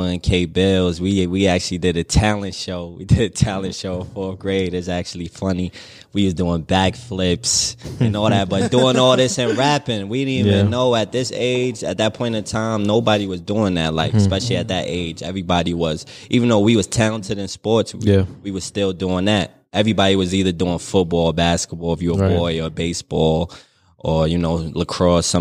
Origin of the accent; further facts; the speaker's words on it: New Rochelle, New York, United States; they look at Boogie Nation, where I'm from. I'm from New Rochelle